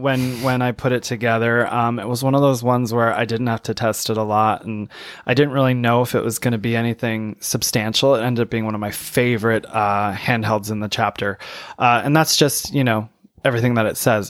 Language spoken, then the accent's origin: English; Saginaw, Michigan, United States; my hometown, I'm from Saginaw, Michigan